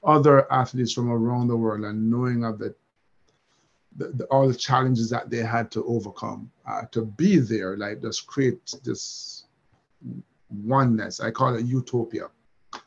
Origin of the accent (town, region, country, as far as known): Jamaica